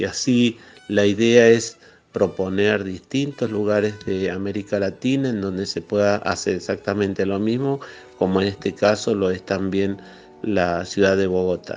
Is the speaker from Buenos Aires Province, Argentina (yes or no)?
no; San Rafael, Mendoza, Argentina; un oasis en el sur de la provincia de Mendoza, como son todos los, los oasis de nuestra región